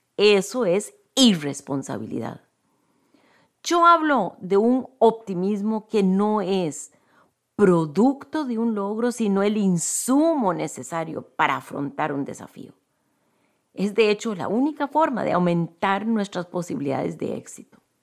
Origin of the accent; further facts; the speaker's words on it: Costa Rica; Yo soy de Costa Rica, un país conocido por nuestro profundo compromiso con la paz